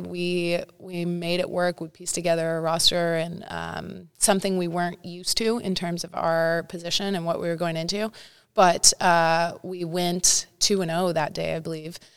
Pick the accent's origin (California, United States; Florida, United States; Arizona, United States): California, United States; Santa Cruz; moved away as an adult; also born or lived in Nebraska; now in Los Angeles, United States; Northern California. Represent Santa Cruz area.